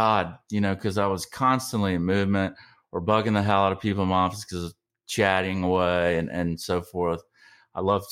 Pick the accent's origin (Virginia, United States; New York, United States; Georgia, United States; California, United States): Georgia, United States; I'm from Georgia